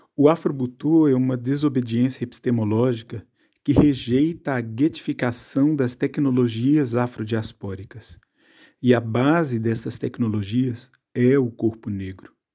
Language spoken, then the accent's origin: Portuguese; Contagem, Minas Gerais, Brazil; now in Normandy, France; nasci em Contagem, Minas Gerais, e vivo atualmente na Normandia, França